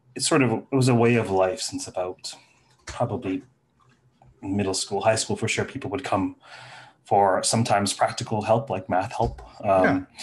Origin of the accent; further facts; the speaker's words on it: Toronto, Ontario, Canada; I landed in Toronto at the age of three, right? So Toronto has been my home since